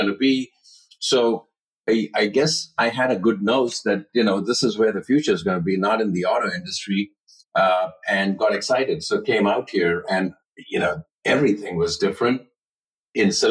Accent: Mumbai, Maharashtra, India; moved away as an adult; now in United States; Life was great growing up. I grew up in Bombay.

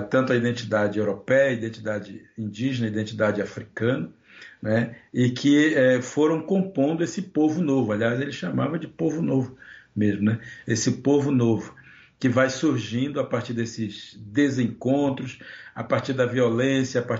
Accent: Brazil; Porque nós, nós nunca tivemos a oportunidade de nos pensar brasileiros.

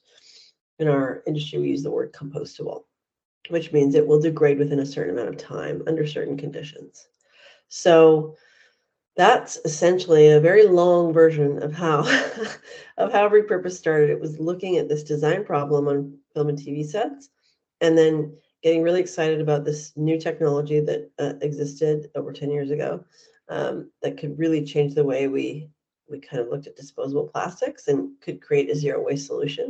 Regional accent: Vancouver, British Columbia, Canada; moved away as an adult; also born or lived in New York / Los Angeles; I grew up in Vancouver, Canada

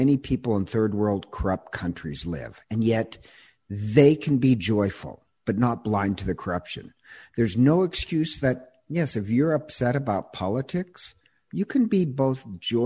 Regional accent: United States; I'm such an American

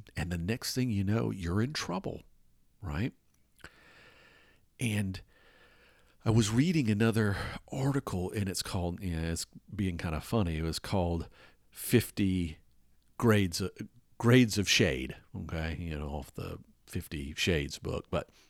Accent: Atlanta, Georgia, United States; In the city I grew up in Atlanta, there's a lot of raised overpasses and stuff like that.

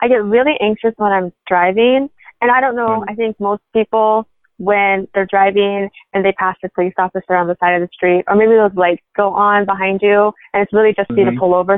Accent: Nebraska, United States; I grew up in Nebraska

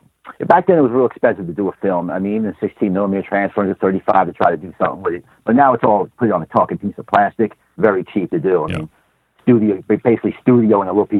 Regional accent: New York City, New York, United States; now in Chattanooga, United States; I'm from New York City, Manhattan

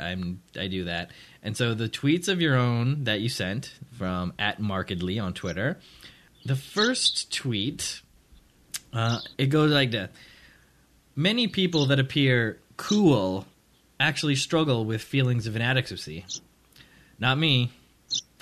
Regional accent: Toronto, Ontario, Canada; I'm from Toronto, 'cause that's like the big city around here

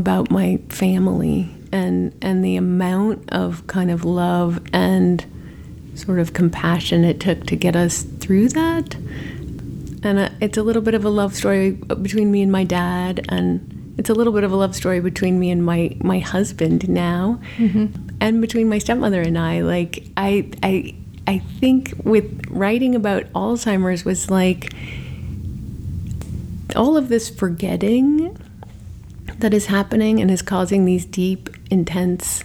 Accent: Sandia Mountains, New Mexico, United States; moved away as an adult; now in Los Angeles, United States; I grew up right at the base of the Sandias

